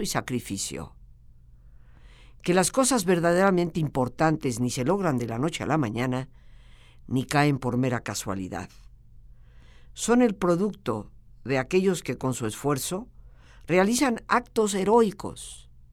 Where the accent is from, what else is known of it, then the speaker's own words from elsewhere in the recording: Mexico; nosotros como mexicanos